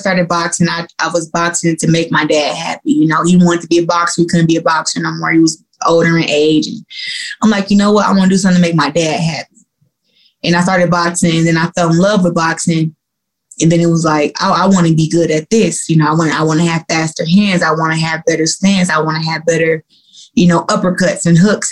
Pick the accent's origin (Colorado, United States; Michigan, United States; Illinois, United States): Michigan, United States; Flint; I'm from Flint and I and I grew up in Flint